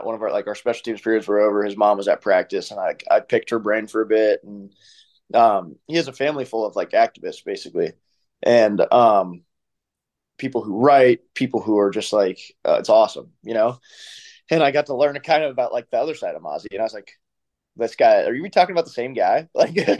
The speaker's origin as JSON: {"language": "English", "town": "Columbus", "region": "Ohio", "country": "United States", "said": "I'm from Columbus"}